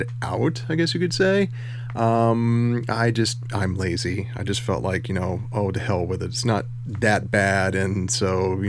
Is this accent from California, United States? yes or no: no; Houston, Texas, United States; I was raised in Houston